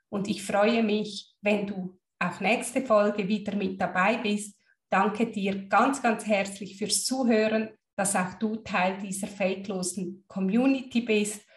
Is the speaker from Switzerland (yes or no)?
yes; Switzerland; Als Schweizerin